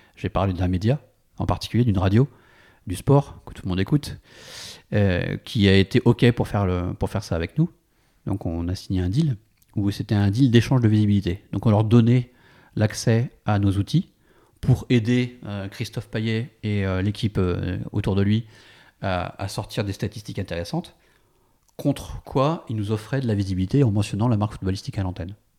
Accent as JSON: {"language": "French", "country": "France", "also_born_or_lived": "San Francisco", "moved": "as an adult", "said": "on est parti de San Francisco pour des raisons personnelles et, pour rentrer en France"}